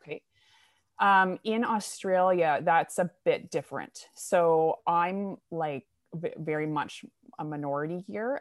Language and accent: English; New Brunswick, Canada; moved away as an adult; also born or lived in Alberta; So I'm Canadian. Um, I grew up in Eastern Canada in a province called New Brunswick, so right above Maine, and, uh, grew up on a farm